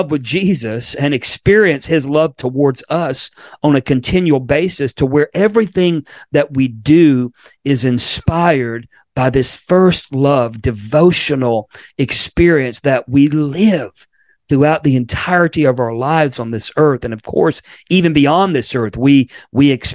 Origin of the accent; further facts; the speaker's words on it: Florida, United States; moved away; my home state of Florida, where I was born